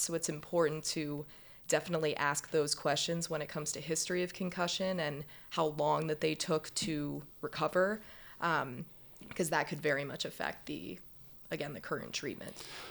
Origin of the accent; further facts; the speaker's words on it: Pittsburgh, Pennsylvania, United States; moved away as an adult; also born or lived in Central Michigan University, Michigan / Boston, Massachusetts; now in Baltimore, United States; I'm from Pittsburgh